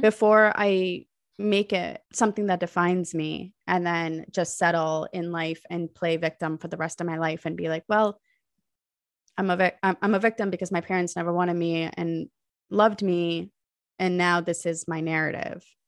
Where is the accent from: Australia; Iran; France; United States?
United States; was born and raised in America, but my parents are from Pakistan